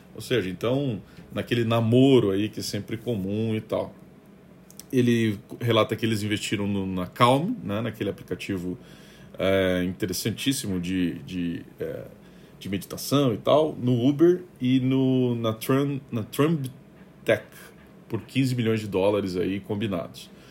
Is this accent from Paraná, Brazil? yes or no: yes; Curitiba, Paraná, Brazil; eu sou de Curitiba, a gente historicamente tem um, um, um, um trato né, com as questões de reciclagem